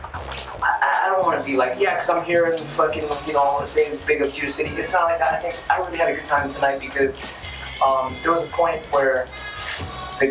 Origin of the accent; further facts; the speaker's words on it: San Francisco, California, United States; I was from San Francisco